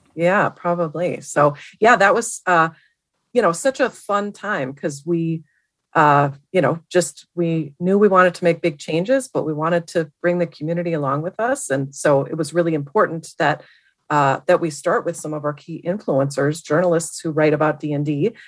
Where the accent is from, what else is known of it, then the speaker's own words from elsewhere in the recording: Milwaukee, Wisconsin, United States; moved away as an adult; also born or lived in Madison, Wisconsin; now in Seattle, United States; I grew up in Milwaukee area